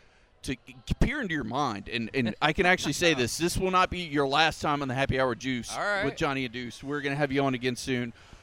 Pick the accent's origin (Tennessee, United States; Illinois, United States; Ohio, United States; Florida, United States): Florida, United States; Winter Haven; I was born and raised in Winter Haven, Florida. I've lived in Florida my entire life.